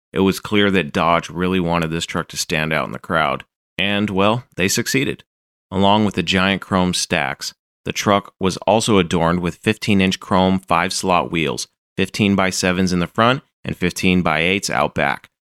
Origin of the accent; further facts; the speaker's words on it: Calgary, Alberta, Canada; The original owner purchased it new in 1965 in my hometown of Calgary.